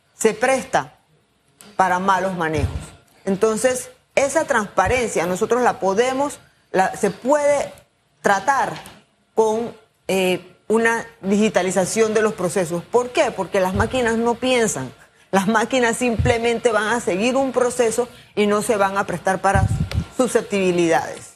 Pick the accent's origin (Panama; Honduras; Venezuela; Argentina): Panama; Como ciudadanos, como panameños